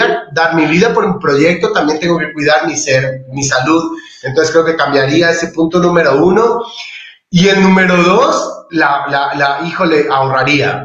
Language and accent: Spanish; Colombia; now in Ecuador; yo soy colombiano, pero soy de corazón ecuatoriano.